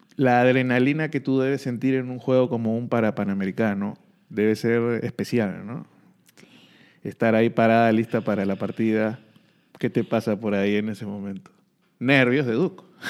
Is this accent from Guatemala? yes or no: no; Peru; en mi país